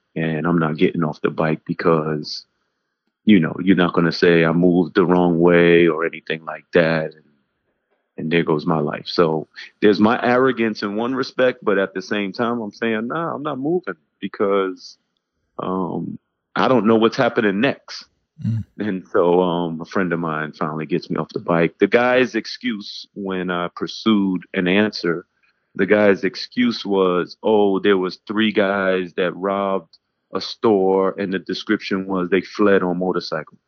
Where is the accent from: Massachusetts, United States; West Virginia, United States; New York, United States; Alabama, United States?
New York, United States; New York City; moved away as an adult; now in Newark, United States; I grew up in New York City between Harlem and the Bronx in the 80s